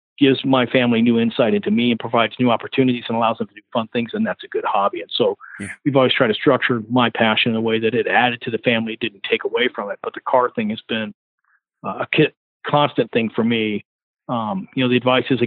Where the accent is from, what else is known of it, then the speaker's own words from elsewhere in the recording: Lakewood, California, United States; I grew up in Lakewood, so I went to church with the Mooneyhams